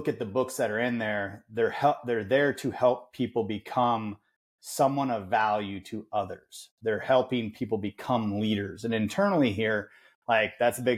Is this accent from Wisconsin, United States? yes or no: yes; Wisconsin, United States; I'm from Wisconsin